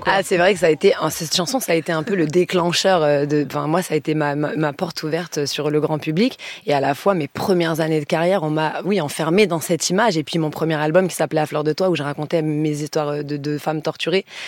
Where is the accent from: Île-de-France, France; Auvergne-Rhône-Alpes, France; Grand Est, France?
Auvergne-Rhône-Alpes, France; Lyon countryside; moved away as an adult; moi, je suis de province et quand je suis arrivée de, ma, de Lyon, de ma petite campagne lyonnaise